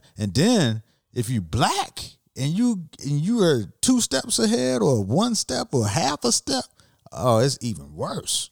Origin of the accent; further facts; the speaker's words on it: Miami Gardens, Florida, United States; I'm from Miami and the neighborhood where I grew up, which, you know, it's called Miami Gardens now